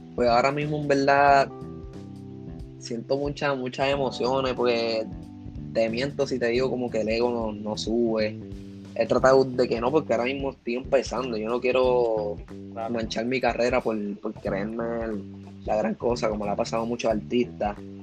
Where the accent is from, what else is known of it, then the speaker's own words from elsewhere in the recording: Puerto Rico; yo soy de Puerto Rico